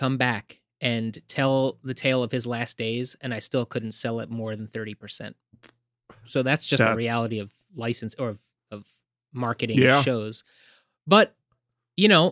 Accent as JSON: {"language": "English", "town": "Wildwood", "region": "New Jersey", "country": "United States", "said": "I'm from Wildwood"}